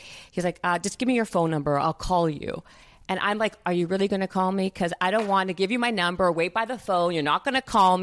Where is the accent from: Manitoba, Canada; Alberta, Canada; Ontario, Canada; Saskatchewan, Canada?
Manitoba, Canada; Winnipeg; moved away as an adult; now in United States; I'm from Winnipeg, a small town in Canada